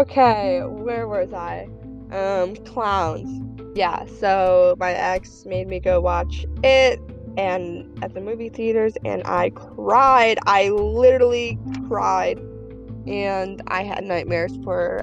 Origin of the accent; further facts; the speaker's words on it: Russia; moved away; I'm from Russia.